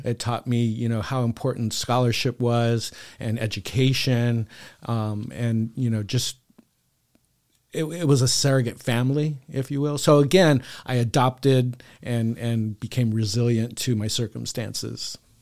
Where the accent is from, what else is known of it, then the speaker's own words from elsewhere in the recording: San Diego, California, United States; here in San Diego, born and raised.